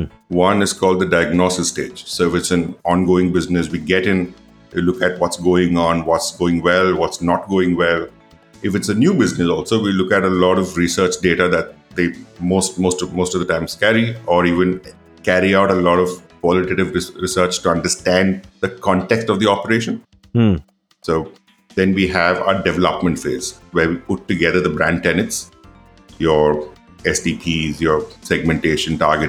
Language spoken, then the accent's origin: English; Coimbatore, Tamil Nadu, India; Well, I am from the small town called Coimbatore, Tamil Nadu. {S1} Okay. {S2} And that's where I grew up largely.